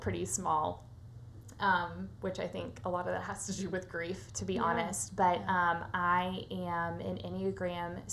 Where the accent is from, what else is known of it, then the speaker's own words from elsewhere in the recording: Nashville, Tennessee, United States; I was born and raised here in Nashville, Tennessee, and I live here now